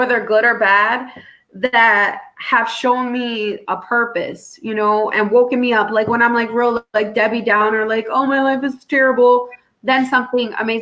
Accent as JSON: {"language": "English", "town": "New York City", "region": "New York", "country": "United States", "tie": "born or raised there", "said": "I grew up in New York City and Brooklyn"}